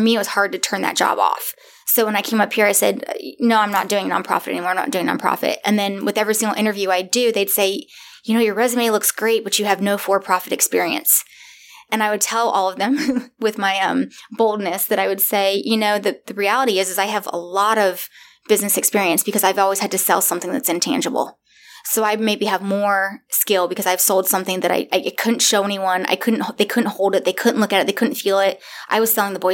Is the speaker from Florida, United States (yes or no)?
yes; Florida, United States; moved away as an adult; now in Raleigh, United States; I'm from Florida. I grew up my whole life from there